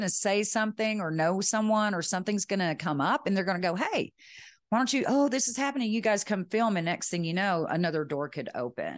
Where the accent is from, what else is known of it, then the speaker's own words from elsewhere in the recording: West Texas, United States; I'm from Texas, West Texas